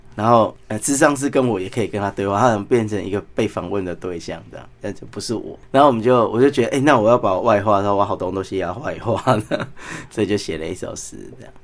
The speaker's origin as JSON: {"language": "Chinese", "town": "Taipei", "country": "Taiwan", "said": "我是台北人"}